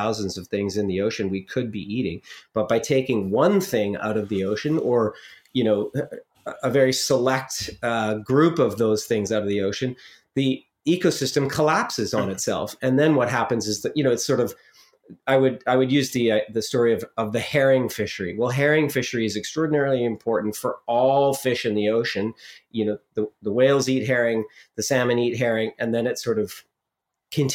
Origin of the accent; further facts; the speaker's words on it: Vancouver Island, British Columbia, Canada; also born or lived in Okanagan; I was born in the Okanagan. And then we settled on the West Coast. So, you know, I grew up on Vancouver Island fishing with my father